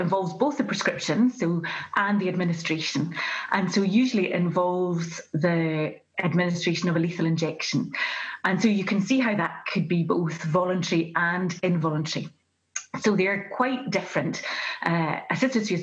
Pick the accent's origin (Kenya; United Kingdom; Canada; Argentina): United Kingdom; Glasgow, Scotland; I'm from Glasgow, from the west of Scotland.